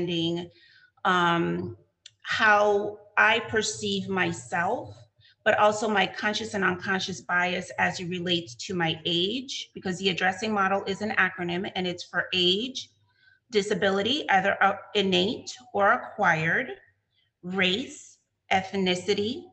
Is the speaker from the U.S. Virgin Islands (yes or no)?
yes; U.S. Virgin Islands; accent: Crucian; now in United States; I go into the Cruzan